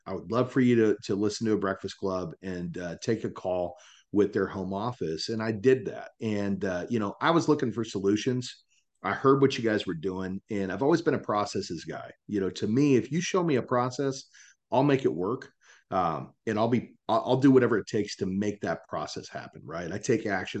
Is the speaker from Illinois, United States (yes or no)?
no; Salina, Kansas, United States; moved away as an adult; also born or lived in Dallas, Texas; now in Texas, United States; I'm from Salina, Kansas originally